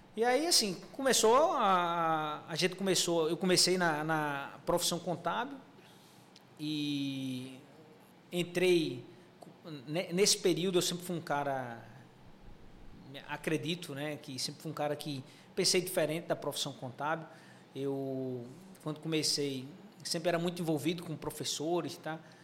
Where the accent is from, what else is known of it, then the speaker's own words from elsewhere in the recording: João Pessoa, Paraíba, Brazil; Sou de João pessoa